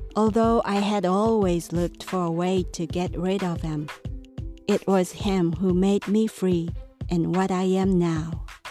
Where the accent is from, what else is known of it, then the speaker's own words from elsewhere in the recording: Japan; moved away as an adult; A long time ago, when Japan had the feudal system, my family was a landlord of the area